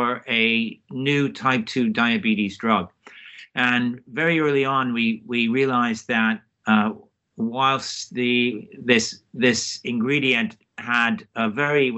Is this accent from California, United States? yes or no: yes; Palo Alto, California, United States; moved away as an adult; also born or lived in United Kingdom; now in Oxford, United Kingdom; I grew up in Palo Alto